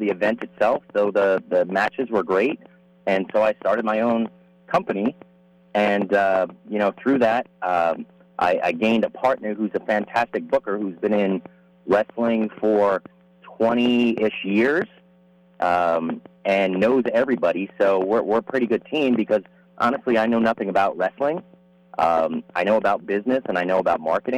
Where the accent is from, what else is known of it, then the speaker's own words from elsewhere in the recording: New Jersey, United States; now in California, United States; I grew up in New Jersey